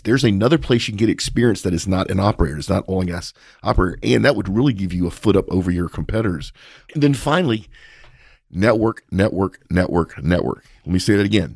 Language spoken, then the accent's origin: English; Texas, United States; we're from Texas